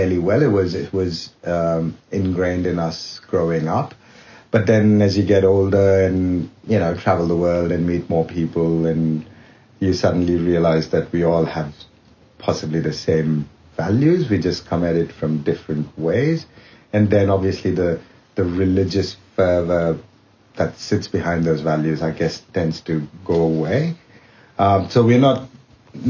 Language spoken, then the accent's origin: English; India; moved away as an adult; now in Australia; I'm Indian and I guess Hindu by birth.